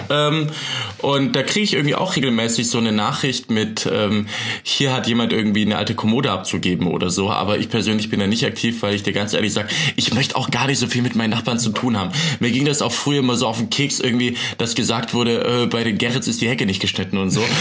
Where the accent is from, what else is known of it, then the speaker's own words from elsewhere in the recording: Rems-Murr-Kreis, Baden-Württemberg, Germany; now in Berlin, Germany; also da, wo ich herkomme, aus, aus Rems-Muck-Kreis